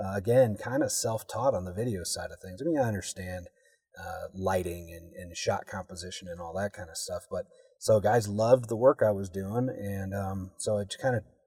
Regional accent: Iowa, United States; I grew up in Iowa

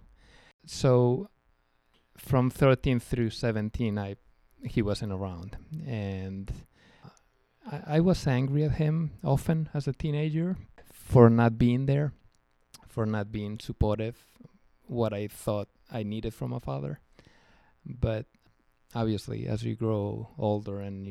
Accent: Spain; moved away; also born or lived in New Jersey, United States; I grew up in Spain, but I was actually born in New Jersey.

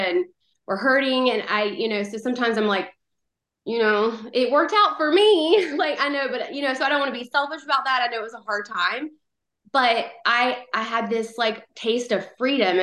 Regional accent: North Carolina, United States; moved away as an adult; now in Phoenix, United States; I was born and raised in North Carolina. I lived there for 31 years

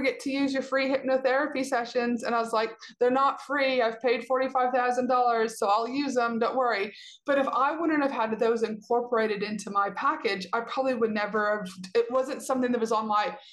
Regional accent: Canada; I'm a Canadian citizen

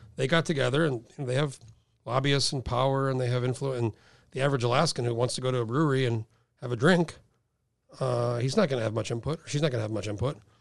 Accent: Albuquerque, New Mexico, United States; moved away; where I grew up in Albuquerque, it's desert

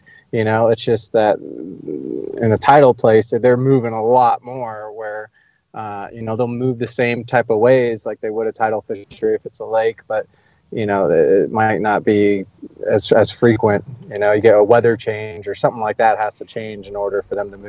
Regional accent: California, United States; the place I grew up in California

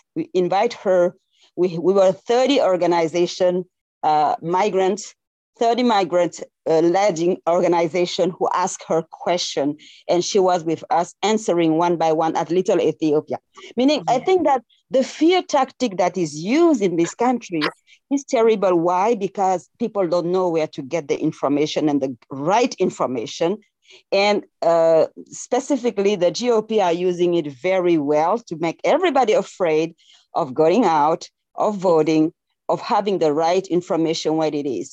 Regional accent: Senegal; accent: French; English is a second language; moved away as an adult; now in Los Angeles, United States; I'm from Senegal, West Africa.

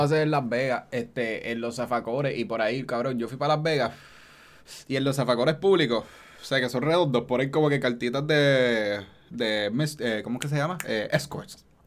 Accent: Caguas, Puerto Rico; como yo soy de Caguas

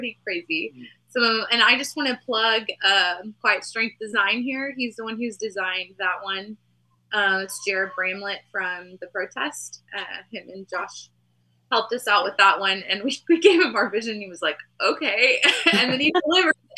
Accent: Texas, United States; we're from Texas

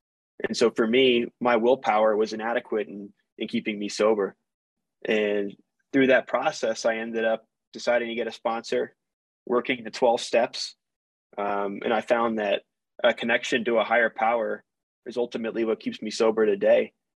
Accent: East Coast, United States; I'm from the East Coast. What the hell is in Utah?

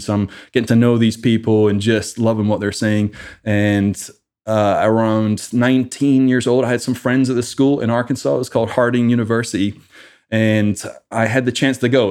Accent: Livingston Village, Scotland, United Kingdom; moved away as an adult; also born or lived in Edinburgh, Scotland; now in United States; I originally, uh, grew up in Scotland. My whole family is back in Scotland. Uh, grew up in a small town called Livingston Village and about ten years old, moved to, uh, Edinburgh

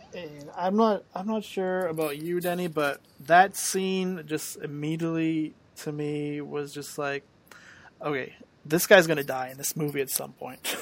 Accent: Canada; I'm Canadian

